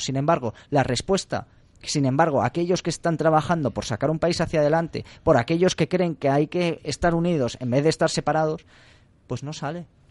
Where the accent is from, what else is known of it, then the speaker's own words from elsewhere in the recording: Catalonia, Spain; a, pesar de haber nacido en Cataluña